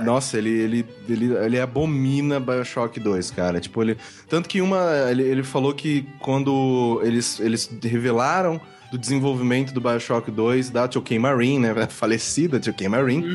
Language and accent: Portuguese; Brazil; eu sou do Brasil